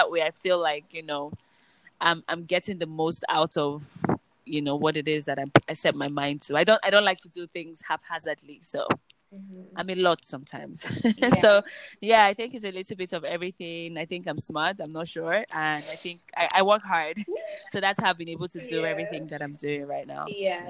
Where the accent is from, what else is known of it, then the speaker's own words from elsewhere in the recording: Nigeria; No, but I was born here in Nigeria.